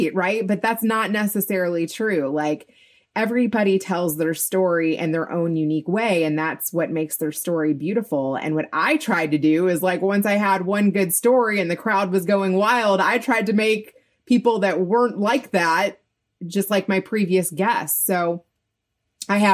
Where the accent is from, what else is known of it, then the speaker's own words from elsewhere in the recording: Kentucky, United States; I grew up in Kentucky